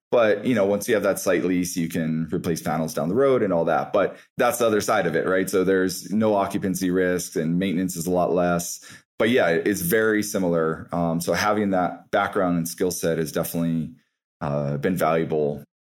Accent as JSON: {"language": "English", "region": "Hawaii", "country": "United States", "tie": "born or raised there", "also_born_or_lived": "Colorado", "moved": "yes", "said": "growing up in Hawaii, my interest in the environment"}